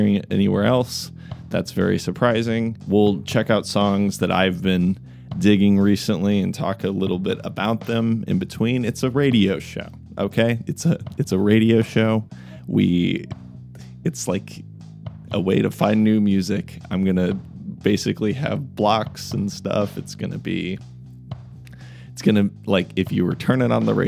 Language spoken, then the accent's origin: English; Kansas City, United States; I'm from Kansas City